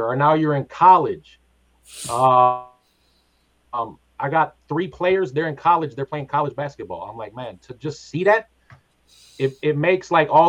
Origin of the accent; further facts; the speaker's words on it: Twin Cities, Minnesota, United States; I grew up in the Twin Cities and I was a club kid for a long time